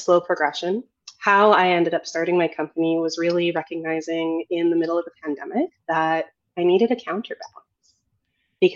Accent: Edmonton, Alberta, Canada; now in Toronto, Canada; I moved back to Edmonton, my hometown

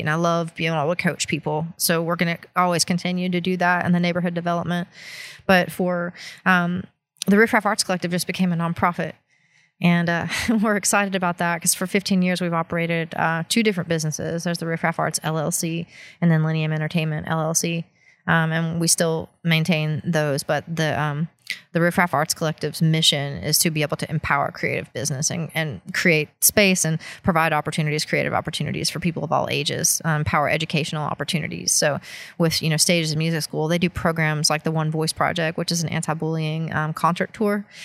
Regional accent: Appalachia, United States; born or raised there; moved away

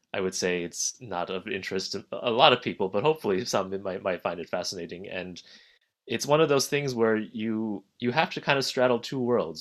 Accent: New Jersey, United States; I grew up in New Jersey.

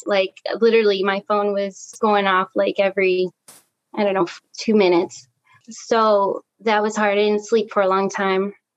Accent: Chicago, Illinois, United States; also born or lived in Wisconsin; I grew up in Chicago

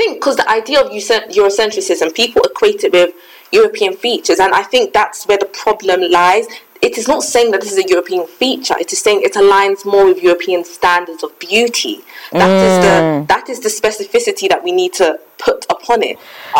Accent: Ghana; I mean, I'm Ghanaian. My parents, they're lighter than me.

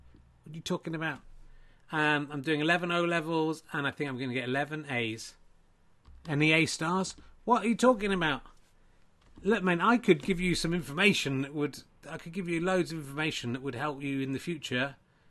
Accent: Yorkshire and the Humber, United Kingdom; Richard, I am from the north. I'm from Yorkshire.

